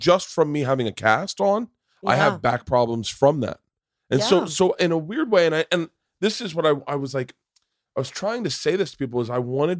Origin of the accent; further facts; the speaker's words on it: Tampa, Florida, United States; I went to school in Florida State. I grew up in Tampa.